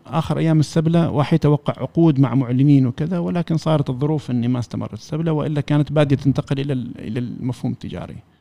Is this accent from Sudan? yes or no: no; Oman; نحن كعمانيين